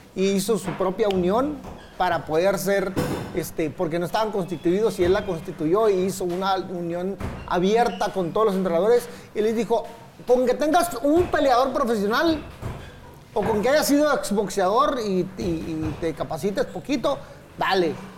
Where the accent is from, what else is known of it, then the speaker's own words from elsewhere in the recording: Tijuana, Baja California, Mexico; also born or lived in Mexico City; soy de Tijuana